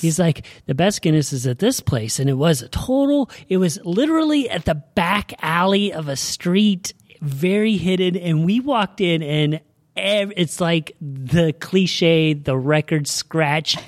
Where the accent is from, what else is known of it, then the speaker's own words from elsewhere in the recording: Oregon, United States; we're from Oregon